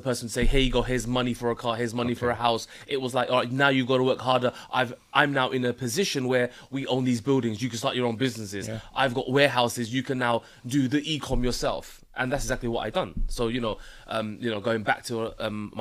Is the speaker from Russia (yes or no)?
no; London, United Kingdom; I grew up in Hackney in North London, so North East London